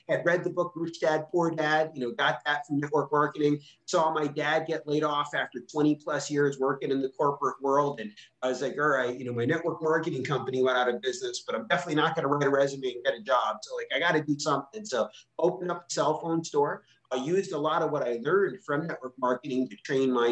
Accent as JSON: {"language": "English", "region": "Rhode Island", "country": "United States", "tie": "born or raised there", "also_born_or_lived": "Philadelphia", "said": "I grew up in Rhode Island"}